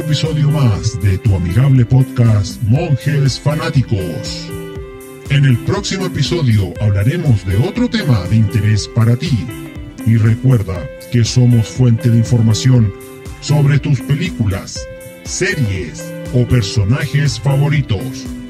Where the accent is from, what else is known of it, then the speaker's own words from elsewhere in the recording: Chile; somos chilenos acá